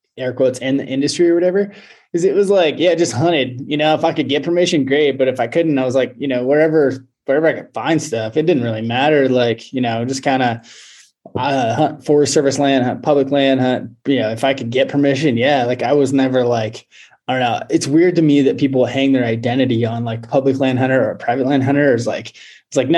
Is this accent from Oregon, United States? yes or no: yes; Western Oregon, United States; now in Montana, United States; I live in Montana. I grew up in Oregon, actually